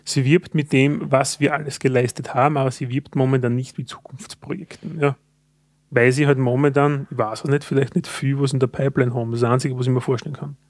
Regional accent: Austria; Als Österreicher

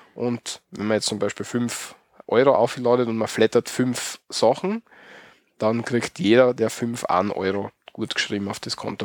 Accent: Austria; bei uns in Österreich

